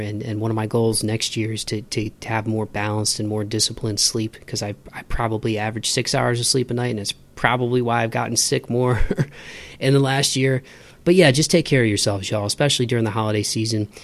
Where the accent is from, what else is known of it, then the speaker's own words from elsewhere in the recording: Midwest, United States; I grew up in the Midwest